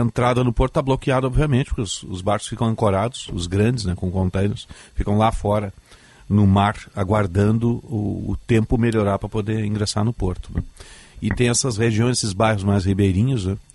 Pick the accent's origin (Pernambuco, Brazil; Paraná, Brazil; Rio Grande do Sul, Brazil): Rio Grande do Sul, Brazil; Rio Grande; moved away; minha terra, Rio Grande